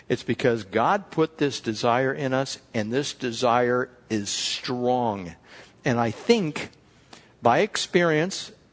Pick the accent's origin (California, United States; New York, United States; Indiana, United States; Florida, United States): California, United States; We're from California